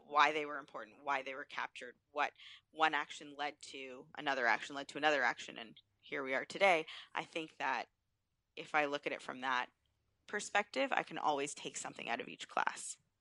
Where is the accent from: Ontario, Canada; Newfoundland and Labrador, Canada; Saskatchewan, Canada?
Ontario, Canada; Thornhill; also born or lived in Peterborough, Ontario (Trent University); growing up in Thornhill in a Jewish household